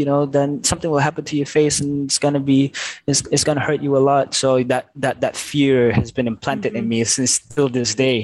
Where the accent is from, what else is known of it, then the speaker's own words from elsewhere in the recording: Petaling Jaya, Selangor, Malaysia; I was born in Asunta PJ Hospital